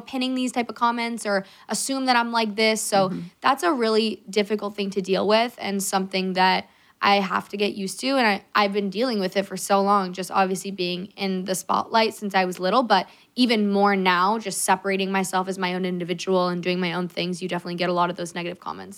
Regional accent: California, United States; we're from California

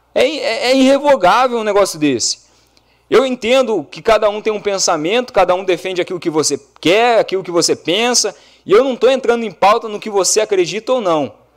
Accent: Brazil; como cidadão, como brasileiro

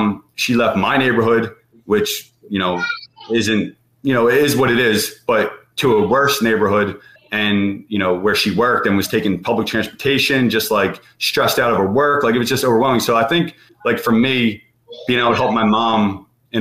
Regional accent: Philadelphia, Pennsylvania, United States; growing up in Philly, you know, I barely left my neighborhood

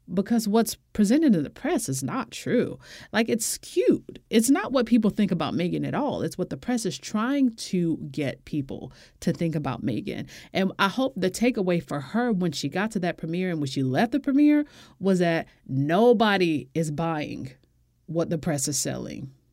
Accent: United States; as an American woman and as a black woman

